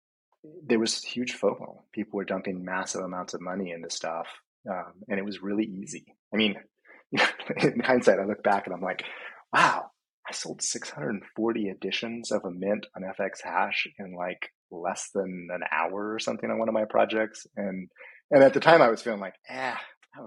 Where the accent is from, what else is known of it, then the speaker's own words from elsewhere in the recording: Hawaii, United States; now in Washington, United States; I grew up in Hawaii and I grew up surfing.